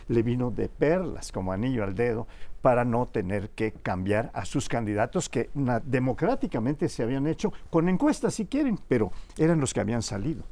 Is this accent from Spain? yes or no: no; Yucatán, Mexico